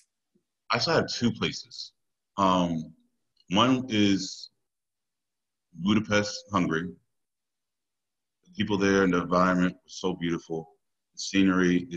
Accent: Stone, Virginia, United States; I'm from Stone, Virginia, born and raised.

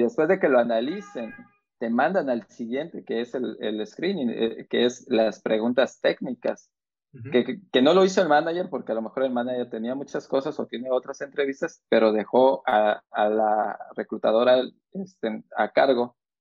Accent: Mexico; moved away; nosotros como como mexicanos

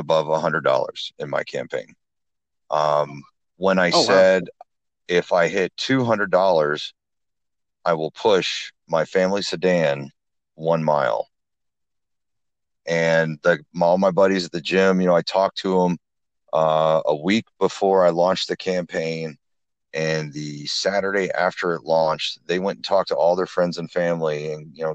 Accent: Flint, Michigan, United States; now in Huntington, United States; my hometown of Flint, Lansing, Detroit, areas like that. But primarily I'm out of Huntington

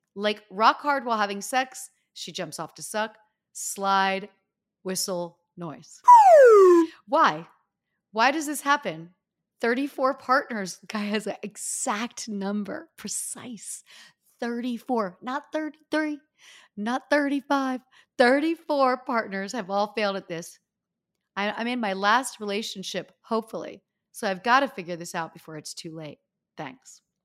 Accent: Northeast, United States; we are from the Northeast

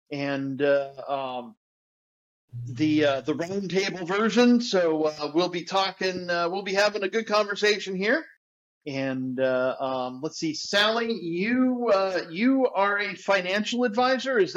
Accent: Phoenix, Arizona, United States; moved away as an adult; now in Waxhaw, United States; I love Phoenix. I'm a native

